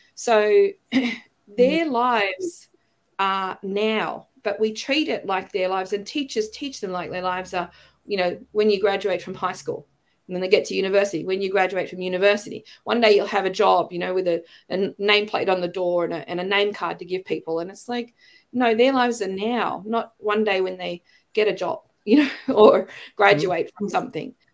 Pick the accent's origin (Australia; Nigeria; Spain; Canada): Australia; accent: Australian; moved away as an adult; also born or lived in China; I've got my Australian accent back, but you know, when I was working overseas, the Brits would ask me if I was American, and the Americans would ask me if I was British, and I'd be like, "No, you're all wrong." you know, I'm an Aussie.